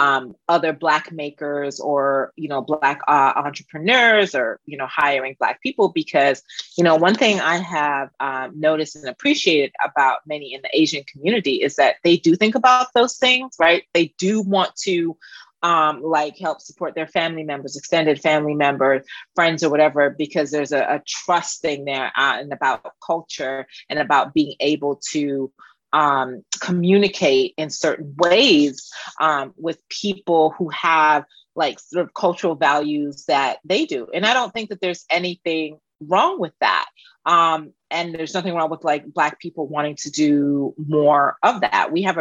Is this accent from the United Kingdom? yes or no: no; Jamaica; Yeah, I'm from Jamaica, yeah.